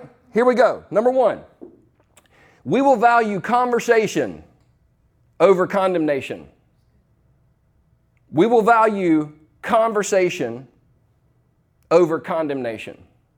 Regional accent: Easley, South Carolina, United States; also born or lived in Los Angeles; I was born in Los Angeles, but I moved back to Easley, South Carolina when I was 4 years old. So in the South, in the mid-70s

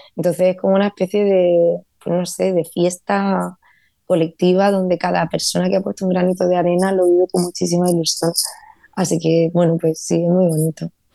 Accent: Vega de Granada, Andalusia, Spain; born or raised there; now in Los Angeles, United States

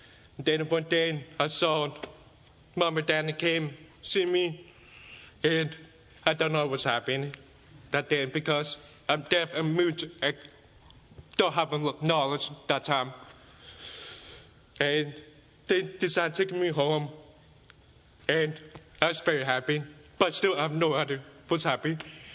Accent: China; born there; English is a second language; So I was born in China, in the village, in 1993.

